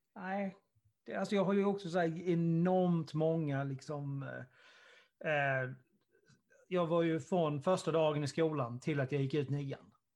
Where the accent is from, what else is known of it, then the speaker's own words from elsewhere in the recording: Karlshamn, Blekinge, Sweden; Karlshamn där, vi, där, vi, där jag kommer ifrån